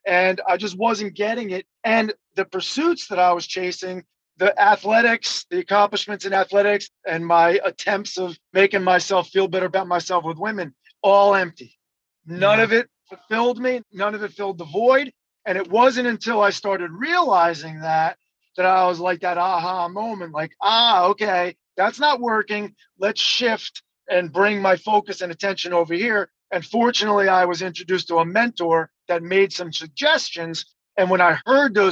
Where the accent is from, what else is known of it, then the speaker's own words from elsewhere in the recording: New Jersey, United States; moved away as an adult; also born or lived in Los Angeles / North Carolina; I'm from New Jersey